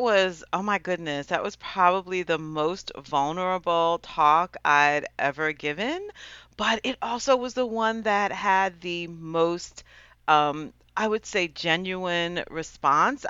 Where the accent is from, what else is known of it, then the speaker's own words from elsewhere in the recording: Westchester County, New York, United States; Westchester County, which is where I grew up in New York